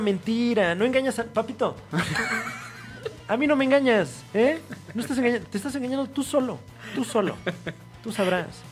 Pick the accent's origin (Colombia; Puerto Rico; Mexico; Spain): Mexico; State of Mexico; yo soy del Estado de México